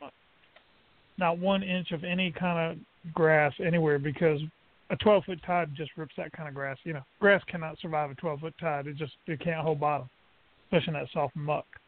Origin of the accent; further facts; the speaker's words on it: Brunswick, Georgia, United States; I grew up in St. Thomas Island, Brunswick, Georgia